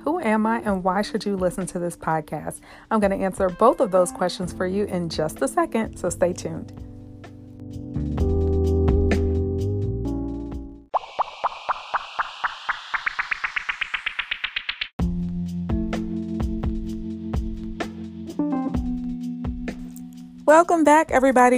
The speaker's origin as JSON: {"language": "English", "town": "Chicago", "region": "Illinois", "country": "United States", "tie": "born or raised there", "said": "I was born and raised in Chicago on the south side, not in the burbs"}